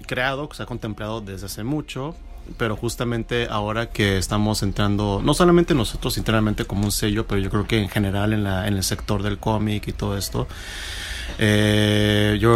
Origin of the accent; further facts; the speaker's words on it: Argentina; yo soy argentino.